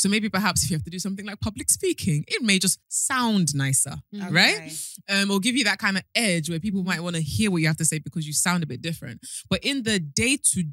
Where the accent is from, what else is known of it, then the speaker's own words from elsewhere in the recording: London, United Kingdom; moved away as an adult; now in Nigeria; amongst other black people in London, I do not sound any different